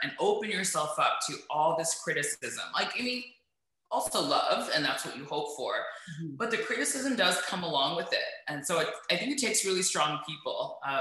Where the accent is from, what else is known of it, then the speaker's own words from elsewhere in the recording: Toronto, Ontario, Canada; I'm from Toronto, right? Yeah. I grew up at like Jane and Finch until I was around 7, and then I moved to like the Bathurst and Finch area, which is so North Yorks